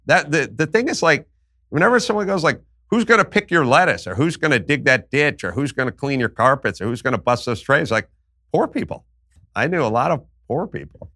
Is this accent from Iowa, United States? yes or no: no; Los Angeles, California, United States; I grew up in North Hollywood, California